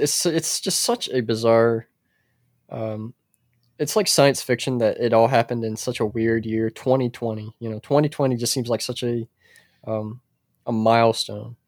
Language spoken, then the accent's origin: English; United States; I'm an American man. I'm a true American